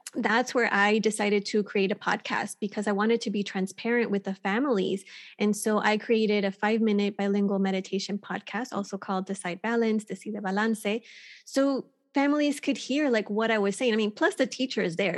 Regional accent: Texas, United States; moved away as an adult; now in California, United States; I was born and raised in Texas and, um, lived on the border in Texas in a small town

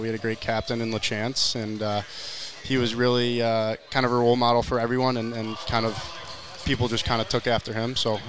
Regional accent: Chicago, Illinois, United States; I'm from Chicago.

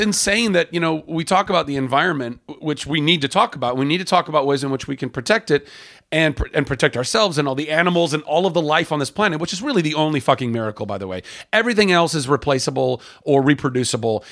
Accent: Southern California, United States; also born or lived in Lake Charles, Louisiana; I grew up in Southern California

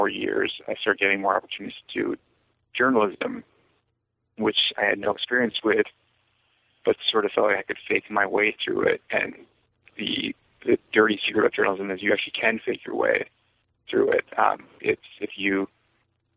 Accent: New York City, New York, United States; also born or lived in Yonkers, New York / St. Louis, Missouri; Well, I'm from New York originally. I was born in Yonkers and then moved to Riverdale in the Bronx when I was 10, which is nearby as well

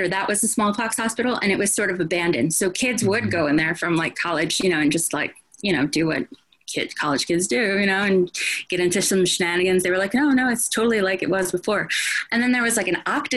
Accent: New Jersey, United States; moved away as an adult; also born or lived in Roosevelt Island, New York; I'm from New Jersey originally

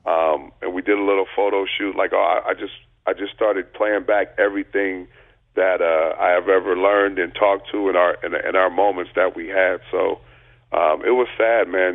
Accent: Long Beach, California, United States; I grew up in Long Beach

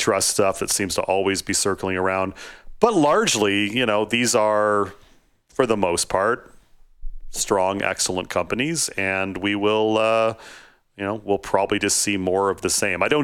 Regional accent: Canada; I'm Canadian. I live just outside of Toronto.

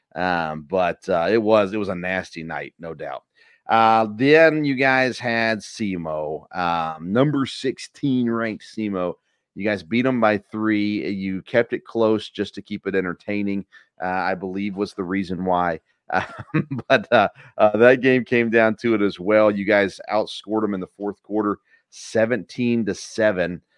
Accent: Tennessee, United States; moved away; I grew up in Tennessee

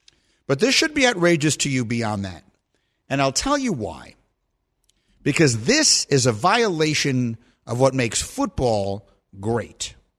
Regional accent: New York, United States; I'm from New York

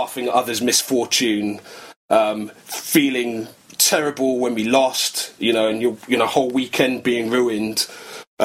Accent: London, United Kingdom; I grew up in North London, in Crouch End

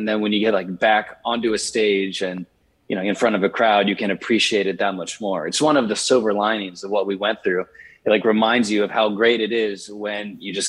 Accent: Richmond, Virginia, United States; I grew up in Richmond, Virginia, and I spent the initial half of my childhood in the inner city, and then the rest of my childhood in what at the time was the rural outskirts

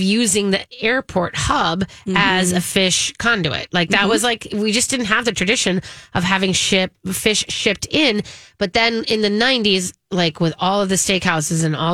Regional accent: Midwest, United States; in the Midwest

